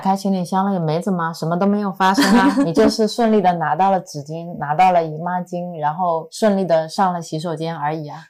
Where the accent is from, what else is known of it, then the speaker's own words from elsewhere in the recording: Cangnan, Zhejiang, China; now in Zhoushan, China; 我的老家苍南就是苍山以南，在中国很南边的一个小镇上。一个我感觉还挺大的小镇